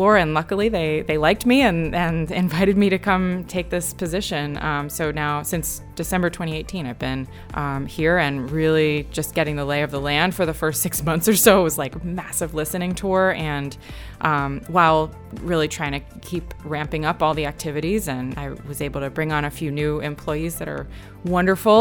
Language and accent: English; Connecticut, United States; moved away as an adult; also born or lived in New York; I grew up in Connecticut and my mom still lives in Torrington.